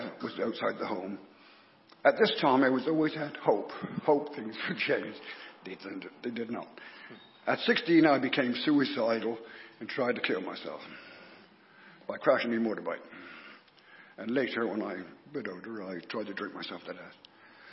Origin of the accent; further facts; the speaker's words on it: North Petherton, South West England, United Kingdom; I was born in North Petherton to a family of six children